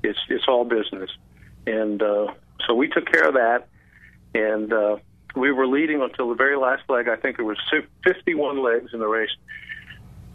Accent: Clearwater, Florida, United States; I grew up in Clearwater

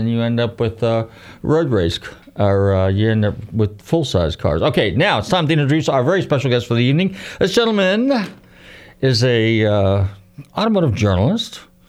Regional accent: Northern California, United States; when I grew up in Northern Cal

